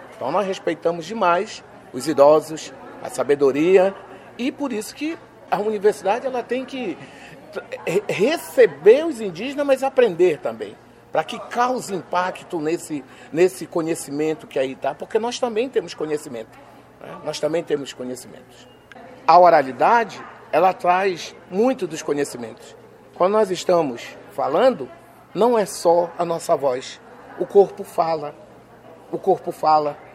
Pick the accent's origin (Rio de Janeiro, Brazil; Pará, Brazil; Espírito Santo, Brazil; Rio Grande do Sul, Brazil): Pará, Brazil; Lower Tapajós; onde é a minha aldeia